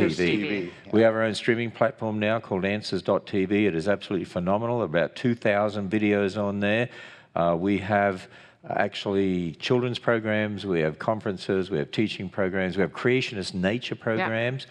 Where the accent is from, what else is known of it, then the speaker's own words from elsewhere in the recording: Australia; I'm an Australian.